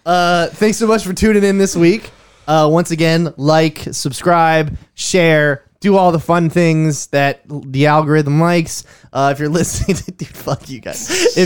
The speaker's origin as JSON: {"language": "English", "town": "Austin", "region": "Texas", "country": "United States", "said": "I'm from Austin."}